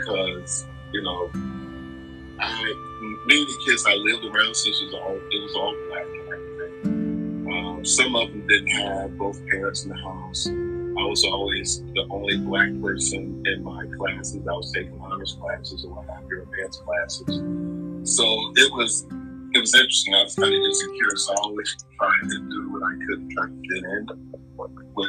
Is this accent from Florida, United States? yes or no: yes; Eatonville, Florida, United States; also born or lived in Roxbury, Boston, Massachusetts; now in Boston, United States; I'm originally from Eatonville, Florida